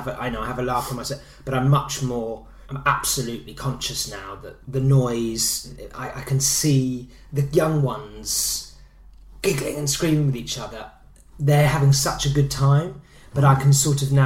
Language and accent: English; Egham, South East England, United Kingdom; I'm from Egham